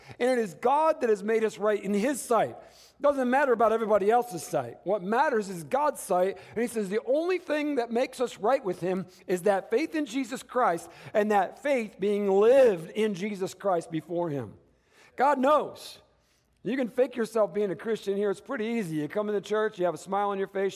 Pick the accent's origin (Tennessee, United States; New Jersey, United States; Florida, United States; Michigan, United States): Michigan, United States; Detroit; moved away as an adult; now in Tucson, United States; I come from Michigan, you know. I was raised in, both of us, obviously, my wife, in the Detroit, Michigan area